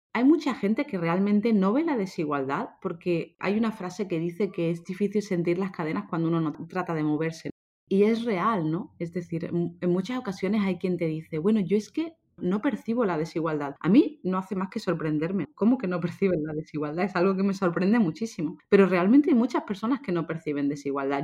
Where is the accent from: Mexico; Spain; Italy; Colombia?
Spain; Seville, Andalusia; also born or lived in London; now in Málaga, Spain; yo soy de España, soy española, no soy malagueña, aunque vivo ahora en Málaga, soy de Sevilla